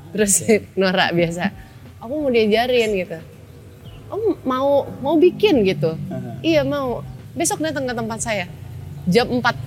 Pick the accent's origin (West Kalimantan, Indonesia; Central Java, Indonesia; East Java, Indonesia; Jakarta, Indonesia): Jakarta, Indonesia; also born or lived in Surabaya / Solo; Lahir di Surabaya tapi besar di Jakarta